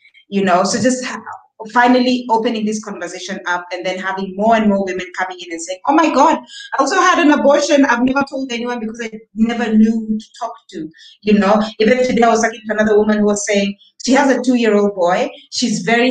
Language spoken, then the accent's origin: English; Nairobi, Kenya; also born or lived in Cape Town, South Africa; I grew up born and raised in Nairobi